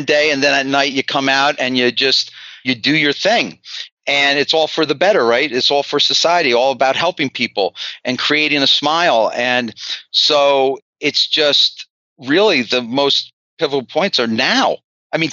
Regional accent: Ocean Township, New Jersey, United States; moved away as an adult; now in Atlanta, United States; I'm from New Jersey.

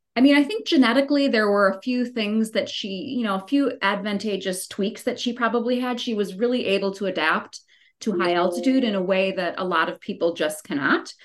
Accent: Wisconsin, United States; moved away as an adult; now in Colorado, United States; I grew up in Wisconsin, so like totally sea level

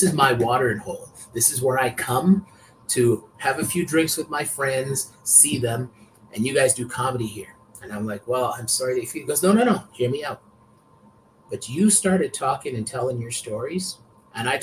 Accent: Canada; also born or lived in Vancouver; I grew up in Canada

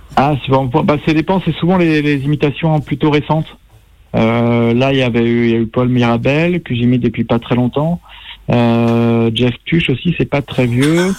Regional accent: Brittany, France; moved away; je suis breton

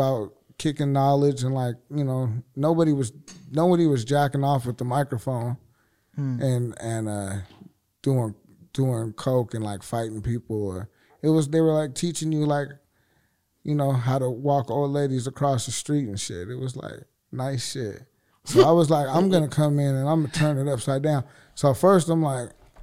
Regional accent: Seattle, Washington, United States; we're from Seattle

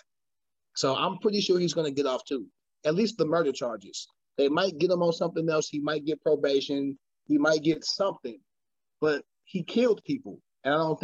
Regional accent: United States; I'm American

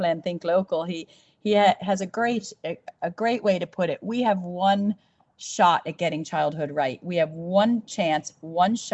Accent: United States; now in Ireland; I'm from America

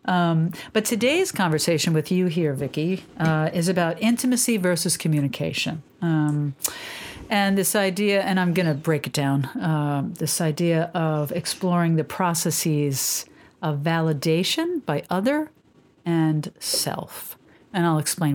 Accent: New York, United States; But I'm a New Yorker

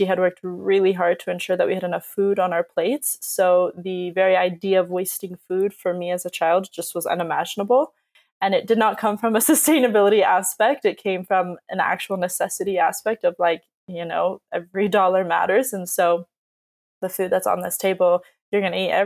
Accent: Southern California, United States; growing up in Southern California

